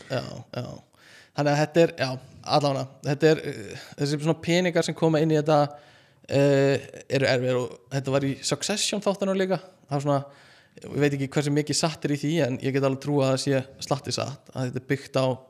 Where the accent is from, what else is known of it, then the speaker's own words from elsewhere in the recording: Iceland; segist vera frá Íslandi